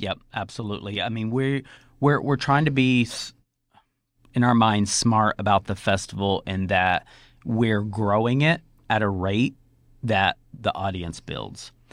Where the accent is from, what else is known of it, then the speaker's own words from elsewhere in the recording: Tonkawa, Oklahoma, United States; moved away; my hometown in Oklahoma